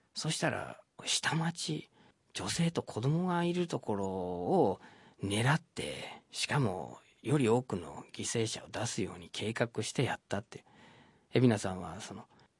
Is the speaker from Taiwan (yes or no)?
no; Detroit, Michigan, United States; born or raised there; Japanese is a second language; moved away as an adult; now in Tokyo, Japan